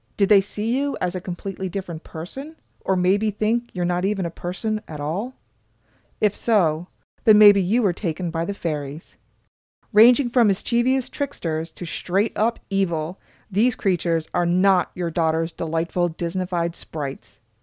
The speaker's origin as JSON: {"language": "English", "region": "Newfoundland and Labrador", "country": "Canada", "tie": "born or raised there", "said": "where we grew up in Newfoundland"}